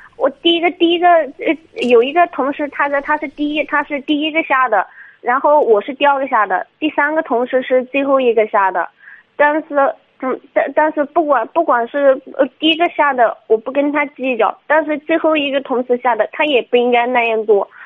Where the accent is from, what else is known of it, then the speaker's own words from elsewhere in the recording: Chizhou, Anhui, China; 是那个池，那个，呃，安徽省池州市的